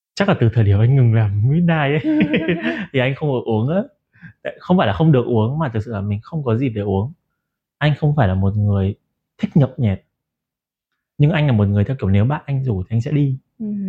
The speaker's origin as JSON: {"language": "Vietnamese", "town": "Ha Long", "region": "Quang Ninh", "country": "Vietnam", "tie": "born or raised there", "moved": "yes", "said": "về lại quê mình đó là Hạ Long"}